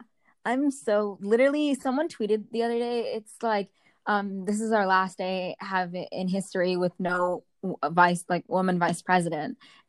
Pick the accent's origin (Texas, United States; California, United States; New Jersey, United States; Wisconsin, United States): New Jersey, United States; Bridgewater; I'm from Jersey, yes, but I grew up in, a really just not suburban part of Jersey.